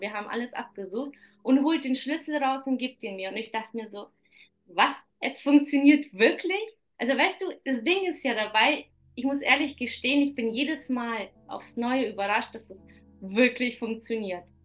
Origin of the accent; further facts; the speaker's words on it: Kazakhstan; moved away; die in Kasachstan geboren ist